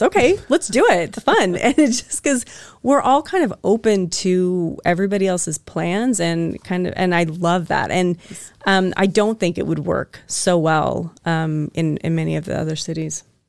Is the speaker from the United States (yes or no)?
yes; Spokane, Washington, United States; also born or lived in the South; now in Meridian, United States; I'm originally from Spokane, and so really I'm just, I mean, I grew up f, fifteen minutes outside of Idaho